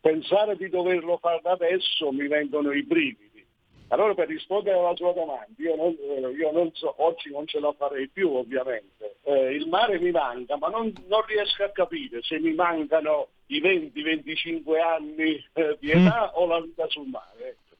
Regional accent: Sorrento, Campania, Italy; io vivo, sono nato e vivo a Sorrento, una, una cittadina turistica nel Golfo di Napoli

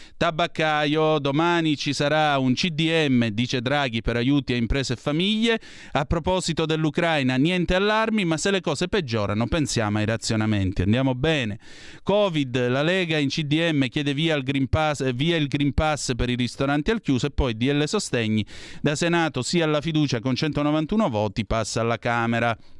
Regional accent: Southern Italy, Italy; io sono meridionale, non sono terrone

